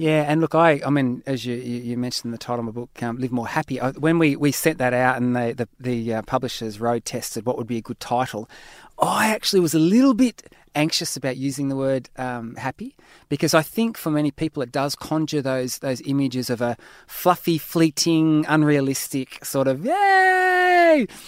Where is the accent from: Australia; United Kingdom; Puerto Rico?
Australia; I'm an Aussie